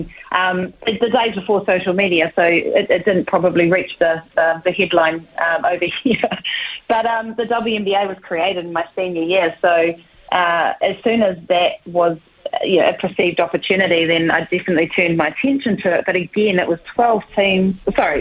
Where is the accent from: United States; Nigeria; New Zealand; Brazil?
New Zealand; Whanganui, Manawatū-Whanganui; moved away as an adult; I grew up in Whanganui in the 80s